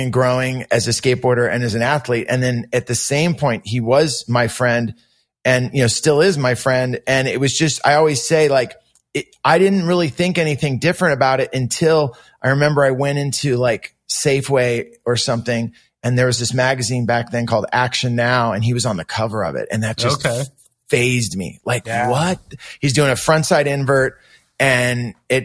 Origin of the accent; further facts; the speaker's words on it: Santa Cruz, California, United States; also born or lived in San Jose; I was still living with my mom and growing up in Santa Cruz